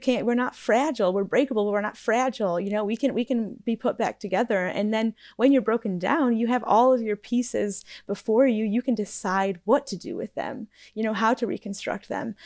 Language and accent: English; United States; moved away; being an American, um, abroad